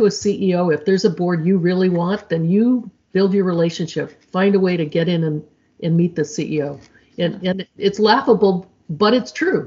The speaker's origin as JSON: {"language": "English", "region": "Midwest", "country": "United States", "said": "I'm from the Midwest"}